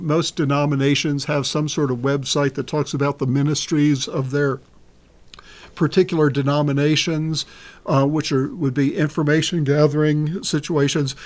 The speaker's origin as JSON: {"language": "English", "town": "Baltimore", "region": "Maryland", "country": "United States", "tie": "born or raised there", "said": "growing up in Baltimore, just outside of Baltimore City"}